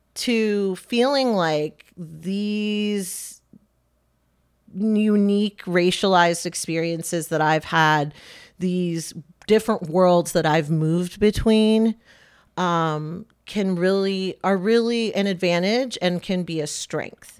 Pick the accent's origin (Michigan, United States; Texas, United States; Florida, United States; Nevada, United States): Michigan, United States; now in Lancaster County, United States; Lancaster County isn't that different from where I grew up in Michigan